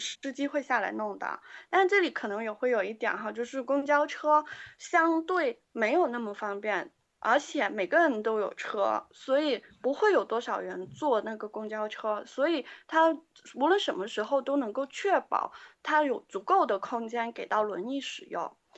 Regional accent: Guangzhou, Guangdong, China; moved away; also born or lived in Beijing; 我来自广嗯。州

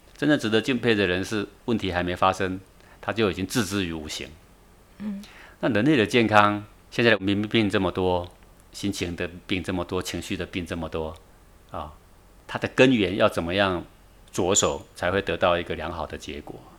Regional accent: Taiwan; moved away; 在中岭山，我从小出生在这里啊， 然后慢慢长大的时候就搬出去

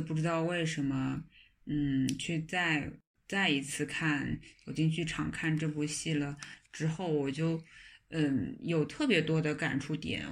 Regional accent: China; 因为我们中国人

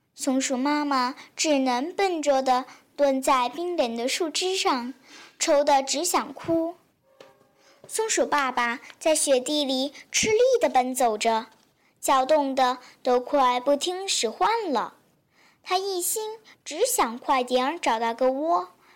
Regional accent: Liuzhou, Guangxi, China; 我是来自广西柳州的

